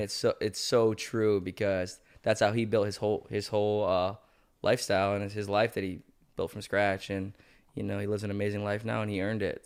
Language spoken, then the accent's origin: English; Sandusky, Ohio, United States; now in Cleveland, United States; we're from Sandusky